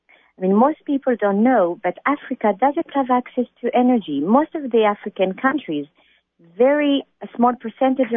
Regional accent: Israel; moved away; I was born in Israel

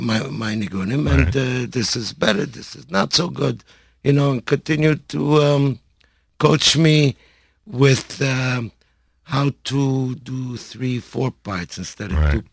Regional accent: Montreal, Quebec, Canada; I grew up in Montreal.

